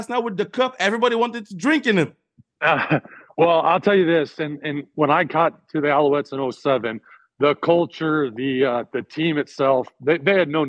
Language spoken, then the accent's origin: English; Arizona, United States; I grew up in Arizona as well, spent some time in South Carolina.